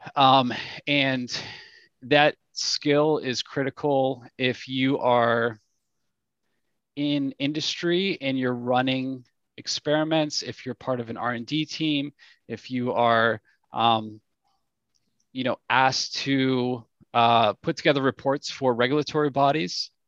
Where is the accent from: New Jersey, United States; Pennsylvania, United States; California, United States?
Pennsylvania, United States; Pittsburgh; also born or lived in London / San Diego / Cincinnati; I'm from Pittsburgh